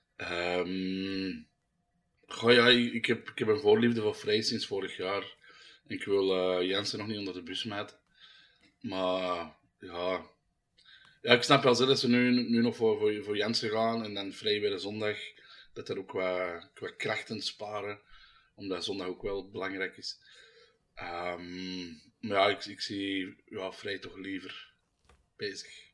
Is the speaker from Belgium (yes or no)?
yes; Antwerp, Flanders, Belgium; Ik ben van Eker